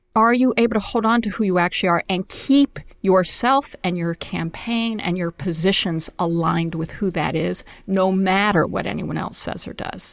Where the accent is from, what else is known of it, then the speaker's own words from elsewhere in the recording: New York City, New York, United States; also born or lived in Syracuse, New York; I was born in Syracuse, New York, and then we lived on the Lower East Side in a Mitchell Lama apartment